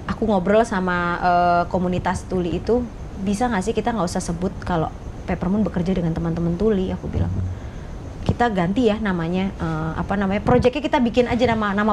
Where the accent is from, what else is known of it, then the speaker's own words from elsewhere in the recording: Java, Indonesia; Karena kita orang Jawa gitu, kita orang orang orang Jawa yang memakai